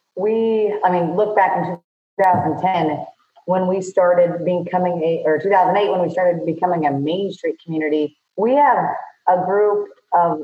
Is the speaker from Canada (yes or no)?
no; Woodbine, Iowa, United States; we're from Woodbine